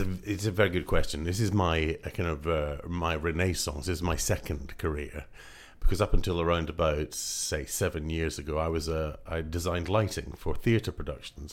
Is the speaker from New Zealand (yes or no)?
no; Scotland, United Kingdom; moved away; originally I'm from Scotland